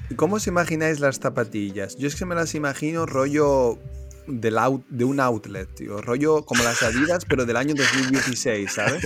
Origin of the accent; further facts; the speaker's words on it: Spain; mi pueblo está como a una hora en coche de Alcantarilla